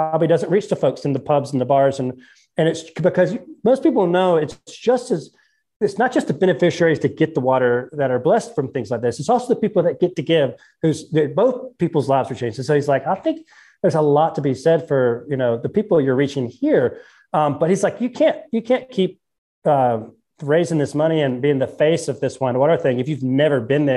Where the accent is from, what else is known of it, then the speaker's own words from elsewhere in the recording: North Carolina, United States; I'm from the Carolinas